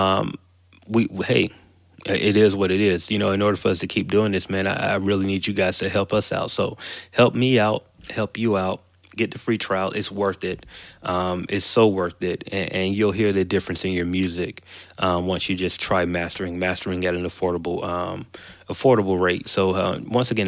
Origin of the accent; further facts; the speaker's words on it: Macon, Georgia, United States; I grew up in Macon, Georgia